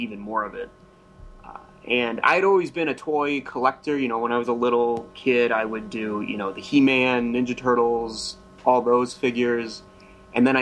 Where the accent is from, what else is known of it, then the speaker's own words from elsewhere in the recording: Toledo, Ohio, United States; moved away as an adult; I'm from Ohio. I'm from Toledo, which is kind of northwest Ohio.